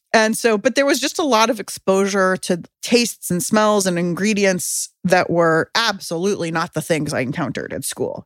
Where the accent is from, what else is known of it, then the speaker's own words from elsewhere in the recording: San Diego, California, United States; now in Oakland, United States; I grew up in San Diego